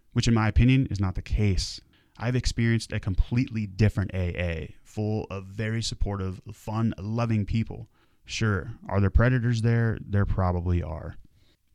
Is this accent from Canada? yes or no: no; Vail, Colorado, United States; I grew up in right outside of Vail, Colorado